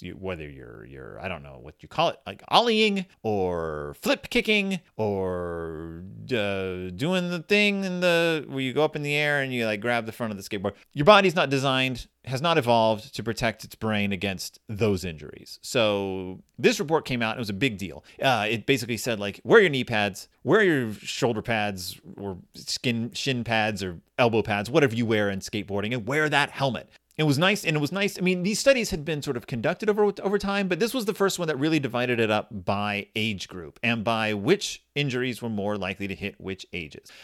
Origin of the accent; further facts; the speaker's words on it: Texas, United States; I grew up in Texas